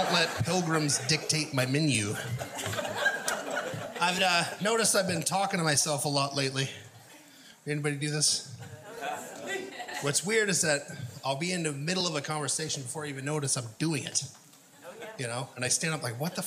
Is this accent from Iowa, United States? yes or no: no; Oregon, United States; now in Portland, United States; I grew up in Linn County, Oregon